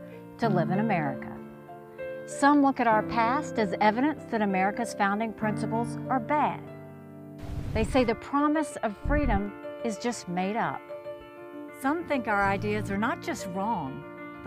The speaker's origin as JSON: {"language": "English", "region": "South Carolina", "country": "United States", "tie": "born or raised there", "said": "I was born and raised in South Carolina"}